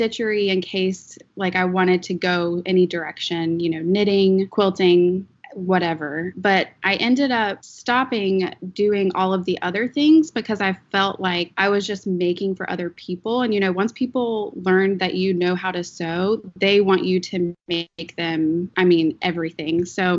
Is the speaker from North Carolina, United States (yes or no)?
yes; Raleigh, North Carolina, United States; I am from Raleigh, North Carolina